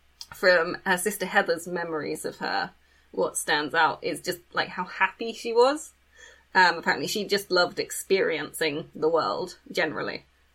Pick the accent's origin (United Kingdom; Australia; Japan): United Kingdom; England; We're not from America.